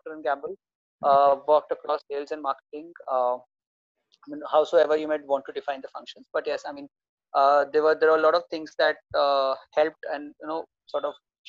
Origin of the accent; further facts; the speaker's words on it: India; I mean, like most of Indians, I was an engineer by graduation.